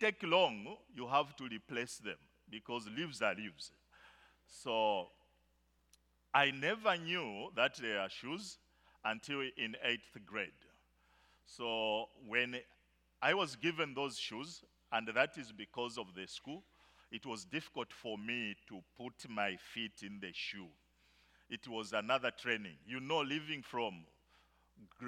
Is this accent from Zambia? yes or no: yes; Zambia; In Zambia, I come from the bush part of Zambia.